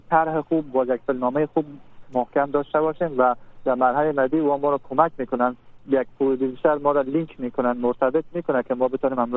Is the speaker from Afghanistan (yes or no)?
yes; Afghanistan; ما دوستای افغان هستیم بسرم این فیلم همراه هم بسازیم